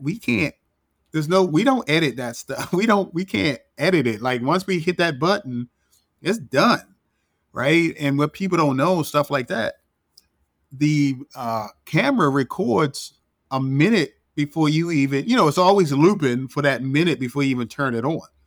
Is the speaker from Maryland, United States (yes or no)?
yes; Baltimore, Maryland, United States; moved away as an adult; also born or lived in Washington, D.C.; I'm from Baltimore, born and raised